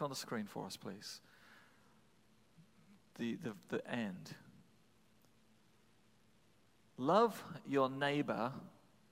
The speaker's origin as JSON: {"language": "English", "region": "England", "country": "United Kingdom", "moved": "yes", "lives_now": "New England, United States", "said": "I come from England"}